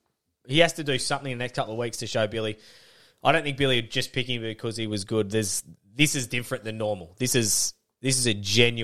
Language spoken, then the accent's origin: English; Queensland, Australia; As a Queenslander